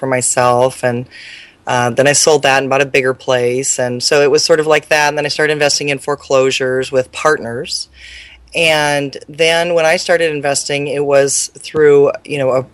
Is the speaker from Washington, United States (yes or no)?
yes; Mercer Island, Washington, United States; I grew up near Seattle on an island called Mercer Island